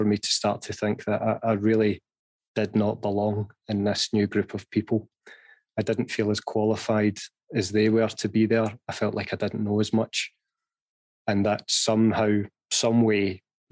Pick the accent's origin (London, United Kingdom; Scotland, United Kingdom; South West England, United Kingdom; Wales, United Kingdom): Scotland, United Kingdom; Glasgow; I was born and raised in Glasgow.